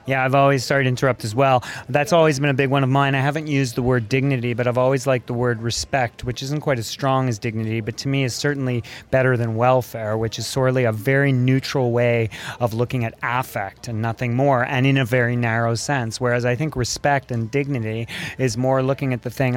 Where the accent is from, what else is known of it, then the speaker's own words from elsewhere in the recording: Montreal, Quebec, Canada; I grew up and lived in Montreal for 23 years